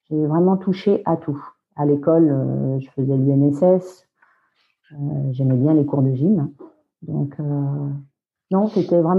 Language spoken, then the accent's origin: French; Brittany, France; moved away as an adult; also born or lived in England; je suis bretonne.